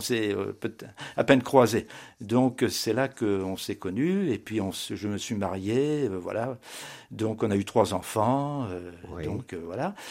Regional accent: Blois, Centre-Val de Loire, France; je suis né à Blois en 1953

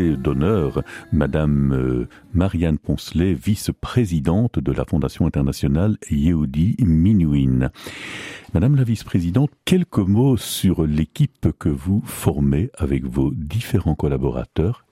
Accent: Belgium; chez nous en Belgique

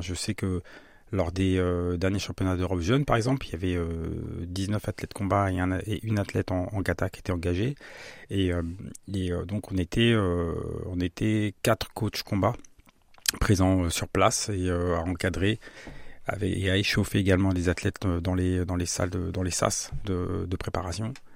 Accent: Saint-Jean-de-la-Ruelle, Centre-Val de Loire, France; also born or lived in Strasbourg; J'ai grandi à Saint-Jean-d'Aruel dans le quartier des Chaises.

